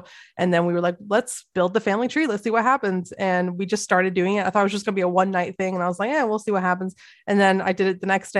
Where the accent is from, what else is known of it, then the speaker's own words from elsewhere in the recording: England, United Kingdom; I visited my home country of England for the first time in 20 years.